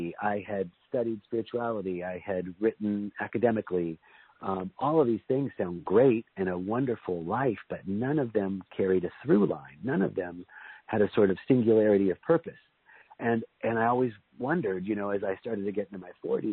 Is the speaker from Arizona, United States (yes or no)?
yes; Tucson, Arizona, United States; I was born and raised in Tucson, Arizona, my parents are immigrants from Lebanon